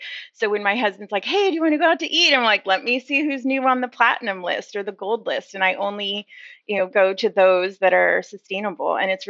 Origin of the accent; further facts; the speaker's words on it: Oakland, California, United States; moved away as an adult; now in Pittsburgh, United States; I moved here 13 years ago from Oakland, California, where it's just standard to compost and to eat a vegetarian, organic, local, sustainable menu